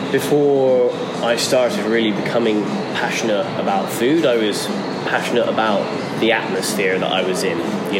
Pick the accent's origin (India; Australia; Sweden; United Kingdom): United Kingdom; Portishead, South West England; In a place called Portishead, in just outside of Bristol in England